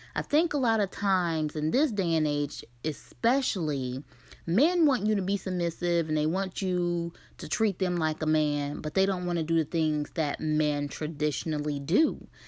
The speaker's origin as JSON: {"language": "English", "region": "Ohio", "country": "United States", "tie": "born or raised there", "moved": "as an adult", "said": "Ohio is my home state, and I've lived in a few different states in the last eleven years or so"}